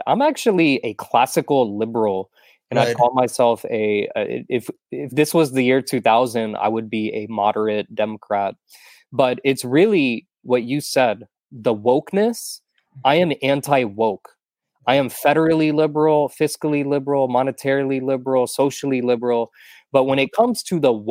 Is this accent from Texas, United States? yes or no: yes; Texas, United States; now in Florida, United States; I'm a Texan.